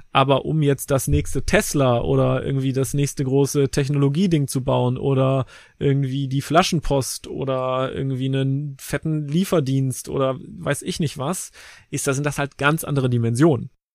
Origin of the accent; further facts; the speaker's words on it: Cologne, North Rhine-Westphalia, Germany; also born or lived in Leverkusen; Also ich bin gebürtiger Kölner